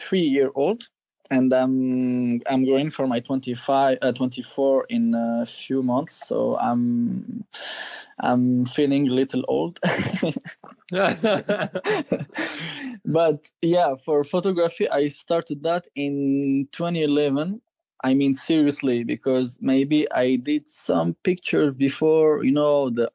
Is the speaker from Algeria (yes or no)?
yes; Algeria; moved away as an adult; now in Paris, France; I was born in Algeria and I grew up there.